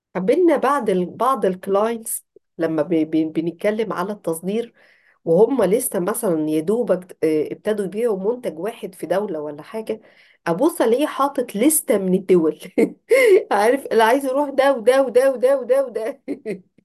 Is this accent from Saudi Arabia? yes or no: no; Egypt